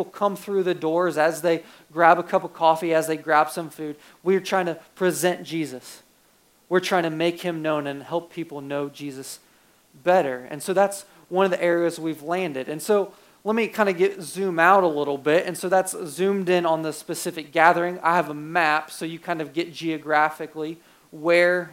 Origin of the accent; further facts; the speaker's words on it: Ohio, United States; moved away as an adult; now in Portland, United States; I'm from Ohio